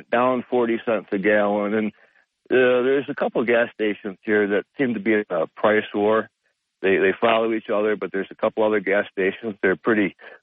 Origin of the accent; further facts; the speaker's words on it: Binghamton, New York, United States; moved away; I'm from Binghamton